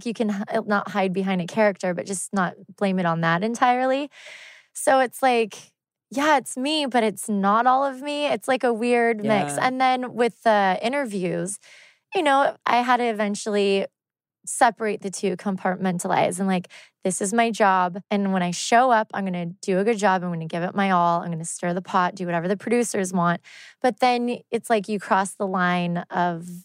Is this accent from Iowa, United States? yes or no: no; Yorba Linda, California, United States; also born or lived in Los Angeles / Newport Beach; I was born in LA, but I grew up in Yorba Linda